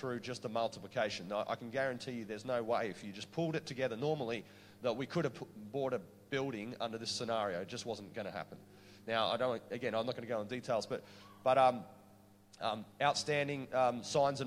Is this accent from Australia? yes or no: yes; Queensland, Australia; I'm from Queensland